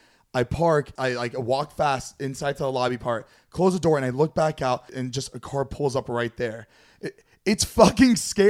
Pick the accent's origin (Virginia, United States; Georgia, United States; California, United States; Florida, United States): Florida, United States; moved away; we're from Florida, too.